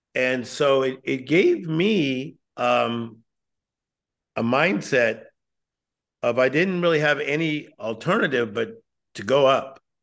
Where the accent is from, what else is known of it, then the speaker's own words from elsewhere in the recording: Compton, California, United States; I'm, I'm originally from Compton, California. I was born in Compton